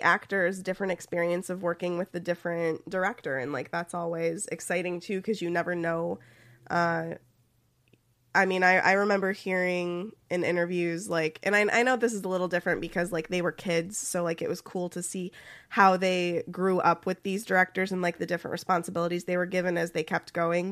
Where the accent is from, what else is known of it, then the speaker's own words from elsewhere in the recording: Ohio, United States; accent: Midwestern; I am from Ohio